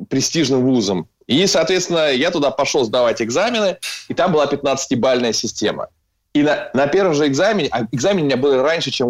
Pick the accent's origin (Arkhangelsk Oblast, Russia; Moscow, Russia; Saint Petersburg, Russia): Saint Petersburg, Russia; born there; Я родился в 75 году в э, Ленинграде.